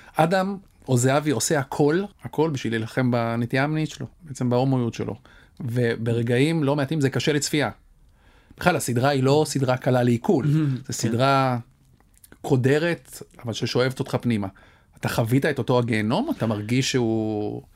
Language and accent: Hebrew; Kiryat Ono, Tel Aviv District, Israel; כשאני גדלתי בקריית אונו